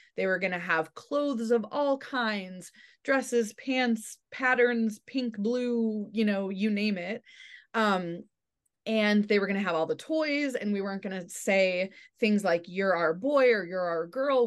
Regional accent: Michigan, United States; I grew up in, in Michigan in the suburbs

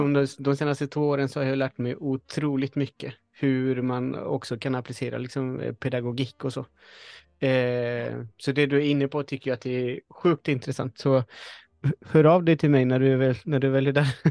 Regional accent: Chile; now in Sweden; jag föddes i Chile, men jag är en svensk hantverkare.

